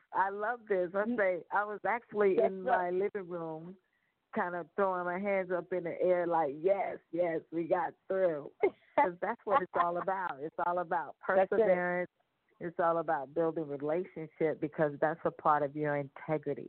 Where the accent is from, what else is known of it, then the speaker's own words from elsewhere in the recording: Fort Lauderdale, Florida, United States; also born or lived in Italy; I'm originally from South Florida, Fort Lauderdale